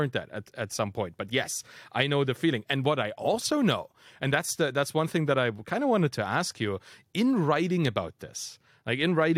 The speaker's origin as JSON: {"language": "English", "region": "East Germany", "country": "Germany", "tie": "born or raised there", "said": "being German and dropping all the kind of Germanist stuff that we've been taught as kids, right? Like I was raised in East Germany"}